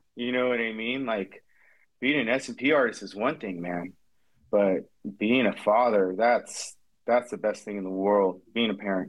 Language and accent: English; Orange County, Southern California, United States; also born or lived in San Bernardino County, California / Georgia; I grew up in Southern California, primarily the Orange County area, South County specifically. So most of my life, I got to Orange County probably around age 16. Before that, lived in Georgia for a year. My dad's job moved us out there.